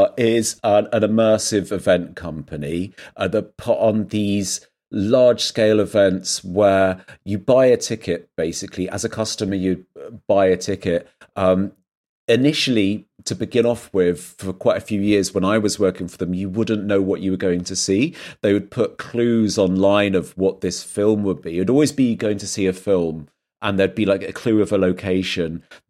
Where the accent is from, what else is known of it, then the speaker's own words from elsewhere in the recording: South West England, United Kingdom; would be growing up in Dorset